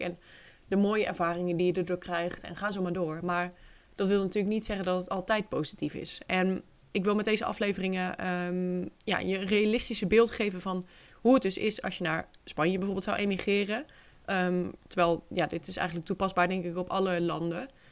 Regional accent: Netherlands; moved away as an adult; now in Spain

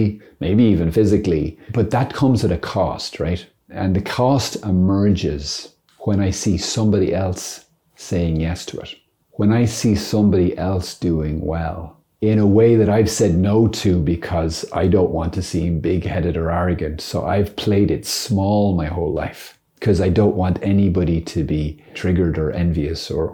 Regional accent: Ireland; As an Irishman

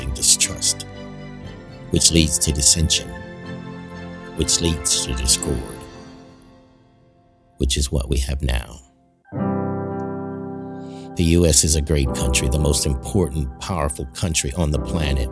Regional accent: United States; I'm an American. I was born in the United States

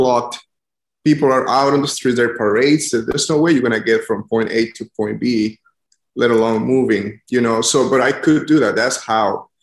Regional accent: San Pedro Sula, Cortés, Honduras; moved away as an adult; also born or lived in Baton Rouge, Louisiana; now in New Orleans, United States; I am from Honduras. I grew up in the city of San Pedro Sula.

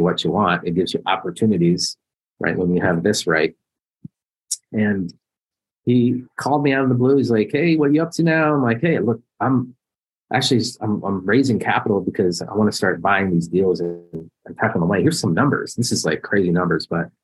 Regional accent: Columbus, Ohio, United States; I'm Columbus

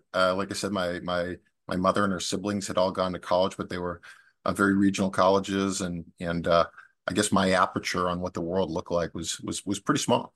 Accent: Waltham, Massachusetts, United States; I grew up in Waltham

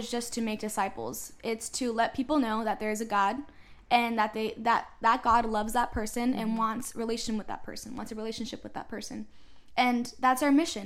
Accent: Florida, United States; also born or lived in Puerto Rico / Ecuador; I lived in Florida the majority of my life.

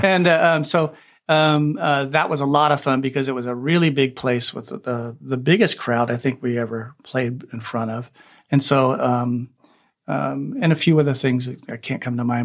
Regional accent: Bakersfield, California, United States; I grew up in Bakersfield, California, which is a big country music bastion.

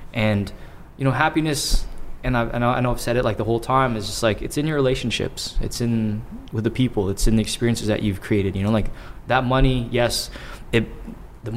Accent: Toronto, Ontario, Canada

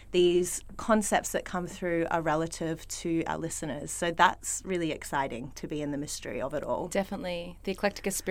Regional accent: Melbourne, Victoria, Australia; I grew up in Melbourne.

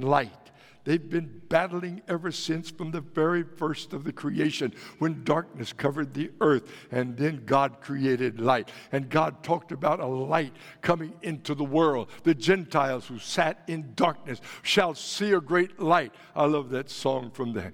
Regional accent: Texas, United States; moved away; When I grew up in Texas, of course, you know, back in Texas, we were all country music fans

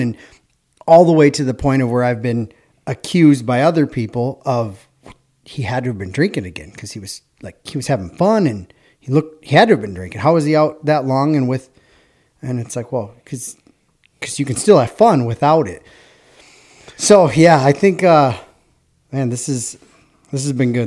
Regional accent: Hudson, Wisconsin, United States; we're from Hudson

